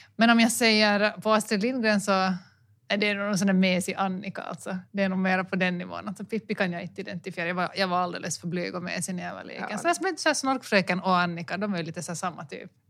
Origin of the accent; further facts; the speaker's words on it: Helsinki, Uusimaa, Finland; Jag kommer från Helsingfors